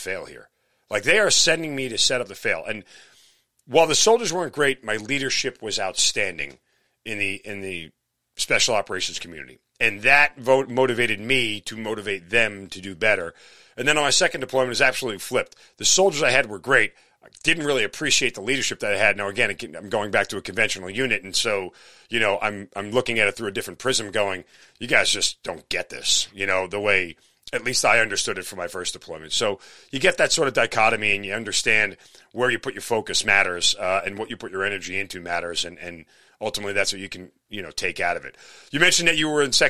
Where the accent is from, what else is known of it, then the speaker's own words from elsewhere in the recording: New York, United States; moved away; I'm from New York